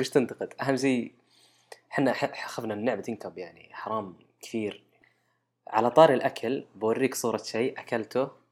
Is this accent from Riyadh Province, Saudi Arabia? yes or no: no; Al-Qassim, Saudi Arabia; عندنا بالقصيم